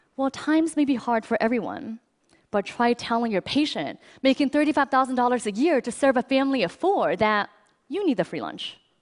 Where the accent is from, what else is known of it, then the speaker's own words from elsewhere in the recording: China; now in United States; I grew up in China